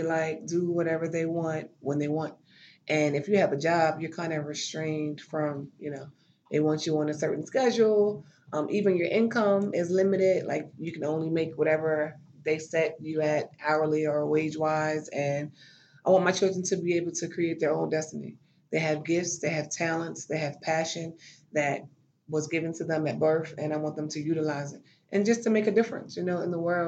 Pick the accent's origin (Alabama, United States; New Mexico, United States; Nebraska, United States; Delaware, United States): Delaware, United States; moved away as an adult; also born or lived in Atlanta, Georgia / Maryland; now in Washington, D.C., United States; I've lived in Delaware my entire life. And as an adult, I moved away for opportunity to Atlanta. And we currently live in D.C.